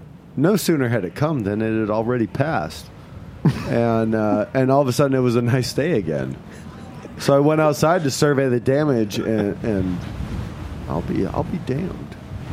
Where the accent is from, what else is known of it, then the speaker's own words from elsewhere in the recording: Northwest Indiana, United States; now in Brooklyn, United States; I grew up in Northwest Indiana.